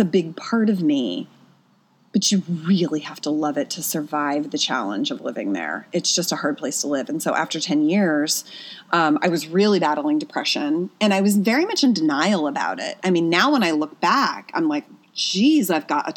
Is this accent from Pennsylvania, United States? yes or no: yes; Pennsylvania, United States; moved away as an adult; also born or lived in New York; now in Los Angeles, United States; I was born and raised in Pennsylvania, went to college in Pennsylvania, right? And so then at 21, I went to New York.